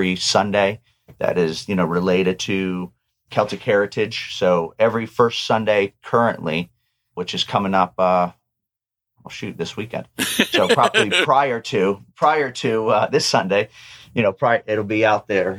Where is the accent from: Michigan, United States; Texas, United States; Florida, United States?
Florida, United States; Ormond-by-the-Sea; I'm a native. So I was born up in Ormond by the Sea